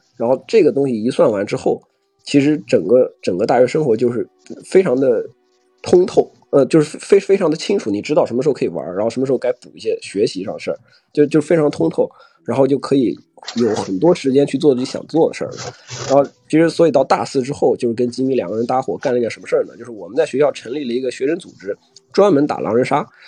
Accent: China; moved away as an adult; also born or lived in Nebraska, United States; 这个课只有我一个中国人

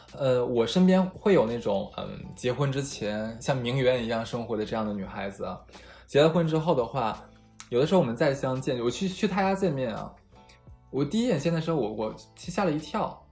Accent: Harbin, Heilongjiang, China; moved away as an adult; 我的家乡哈尔滨

